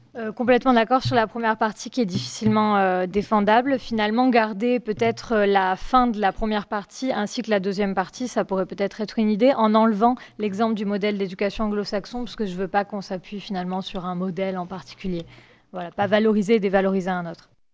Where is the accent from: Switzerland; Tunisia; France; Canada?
France; nous en tant que Français